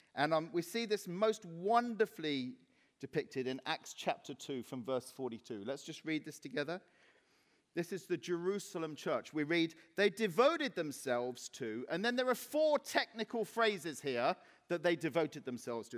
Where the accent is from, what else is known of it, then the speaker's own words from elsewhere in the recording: Cyprus; now in Reading, United Kingdom; when I was 14 and growing up in Cyprus